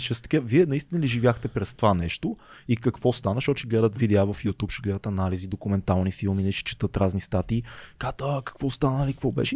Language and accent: Bulgarian; Bulgaria; ние, като, като българи